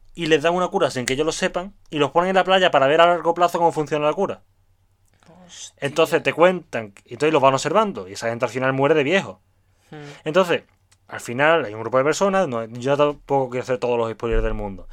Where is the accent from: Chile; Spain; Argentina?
Spain; Seville, Andalusia; soy sevillano